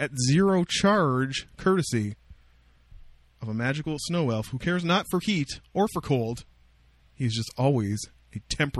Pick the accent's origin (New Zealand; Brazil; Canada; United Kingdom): Canada; Windsor, Ontario; moved away; Because I'm from Windsor and I still talk in Imperial.